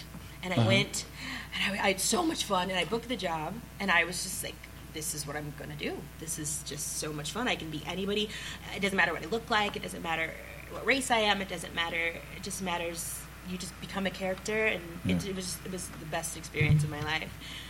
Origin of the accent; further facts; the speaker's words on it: Los Angeles, California, United States; moved away as an adult; also born or lived in Seattle; I'm from L.A.